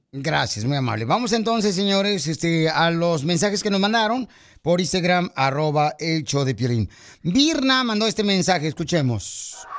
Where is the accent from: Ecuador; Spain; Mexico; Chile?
Mexico; Monterrey, Nuevo León; Así somos los de Monterrey